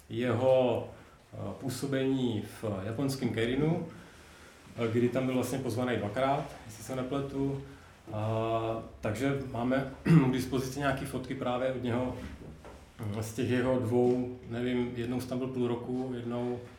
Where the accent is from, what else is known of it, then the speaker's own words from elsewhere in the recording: Brno, South Moravian Region, Czechia; jsem z Brna, stejně jako Tomáš Bábek.